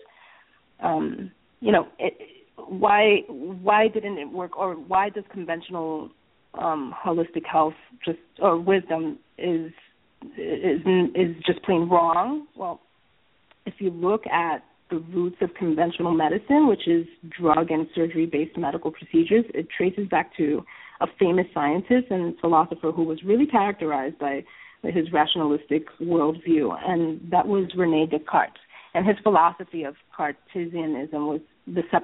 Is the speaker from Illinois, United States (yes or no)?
no; New York City, New York, United States; I was born and raised in New York City